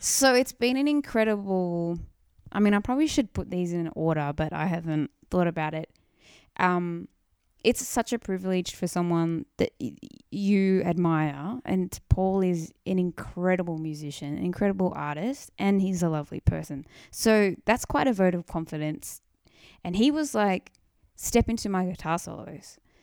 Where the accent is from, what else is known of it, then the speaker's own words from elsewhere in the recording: Wollongong, New South Wales, Australia; I grew up in Wollongong